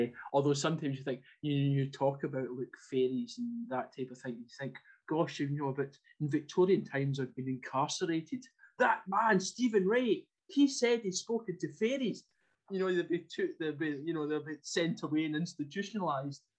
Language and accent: English; Ayrshire, Scotland, United Kingdom; moved away as an adult; now in Cumbria, United Kingdom; I was brought up in Ayrshire